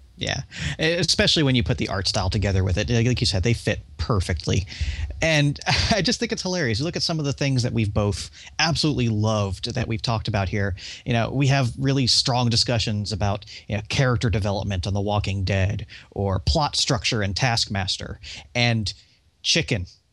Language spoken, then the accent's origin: English; United States; I'm American, I don't speak proper